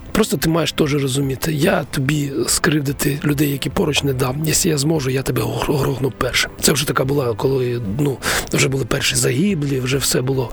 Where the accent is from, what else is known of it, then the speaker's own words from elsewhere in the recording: Konotop, Sumy Oblast, Ukraine; я сам народився в Конотопі в військовому містечку